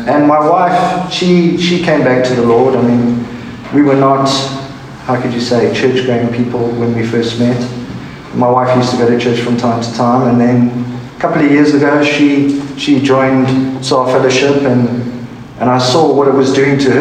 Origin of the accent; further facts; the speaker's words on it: South Africa; I'm from South Africa.